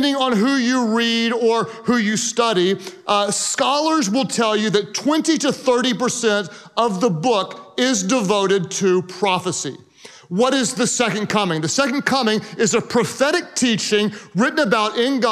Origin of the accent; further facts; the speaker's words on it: Oklahoma, United States; I am from Oklahoma